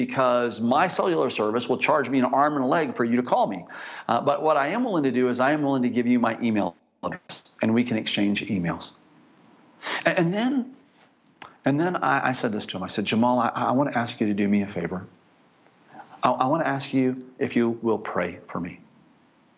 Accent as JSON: {"language": "English", "country": "United States", "said": "I'm actually from America"}